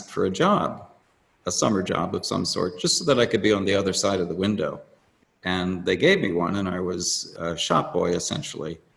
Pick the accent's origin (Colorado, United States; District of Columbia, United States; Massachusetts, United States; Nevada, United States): District of Columbia, United States; Washington; born there; now in Silver Spring, United States; I was born in Washington, D.C., and I now live and sculpt in Silver Spring.